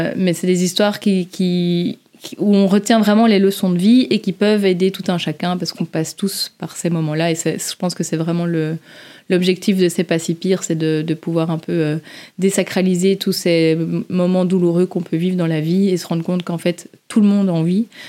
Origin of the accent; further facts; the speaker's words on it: Belgium; accent: Belgian; nos petits accents belges